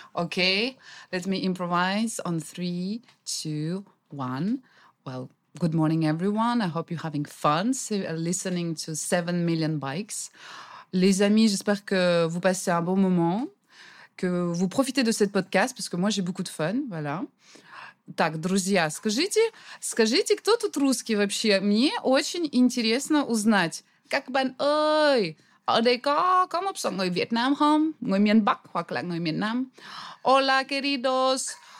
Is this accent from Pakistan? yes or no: no; Russia; English is a second language; also born or lived in France; now in Vietnam; So in Russia, yeah, we do know a lot about Vietnam because also in my hometown